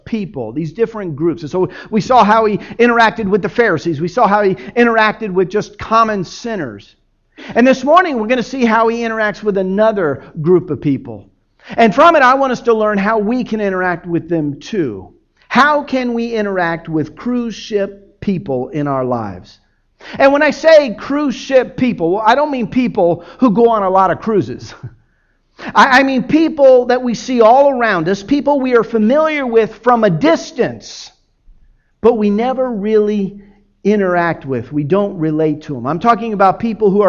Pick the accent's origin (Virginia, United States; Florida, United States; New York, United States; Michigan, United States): Florida, United States; Miami; I grew up in Miami